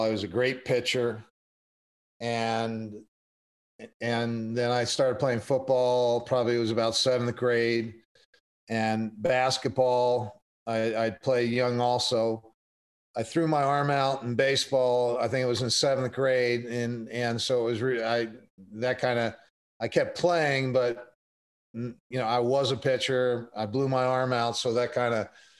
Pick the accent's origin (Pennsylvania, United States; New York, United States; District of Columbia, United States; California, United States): Pennsylvania, United States; Bucks County, outside Philadelphia; I grew up outside of Philadelphia, Bucks County, Pennsylvania